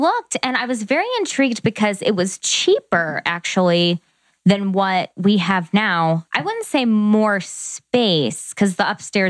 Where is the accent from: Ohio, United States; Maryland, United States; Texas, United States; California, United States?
Ohio, United States; Columbus; We're from Columbus.